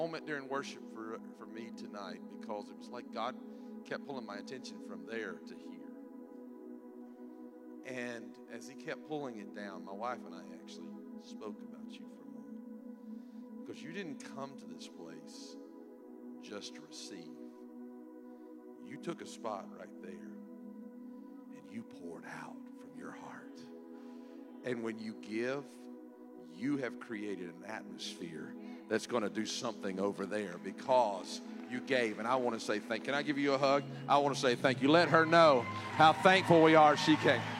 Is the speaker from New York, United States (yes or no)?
no; South Carolina, United States; moved away; I'm from South Carolina, too.